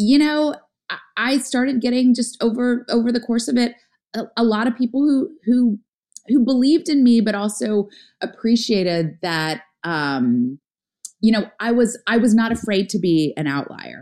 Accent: the South, United States; as a girl growing up in the South

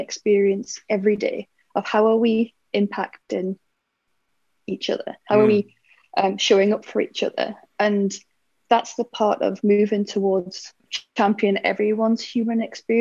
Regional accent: United Kingdom; I'm British

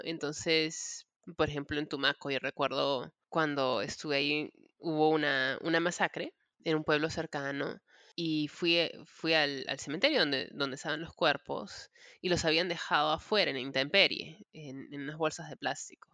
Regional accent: Peru; moved away as an adult; now in United States; soy peruana. Yo me crié en el Perú, em, me mudé a los Estados Unidos a los 20 años

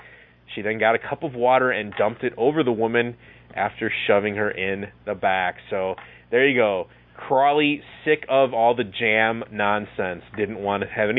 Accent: Wisconsin, United States; I'm from Wisconsin, and, you know, we're generally easygoing, nice people around these parts.

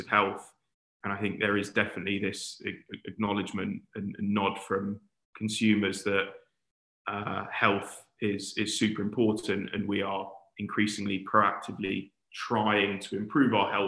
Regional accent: London, United Kingdom; also born or lived in Warwick; being a Londoner, wanted to get back to London.

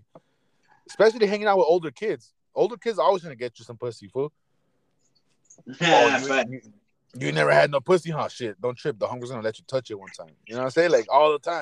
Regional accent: Los Angeles, California, United States; As a fucking kid growing up in Boyle Heights

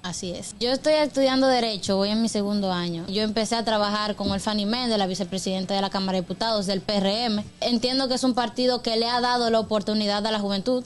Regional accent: Dominican Republic

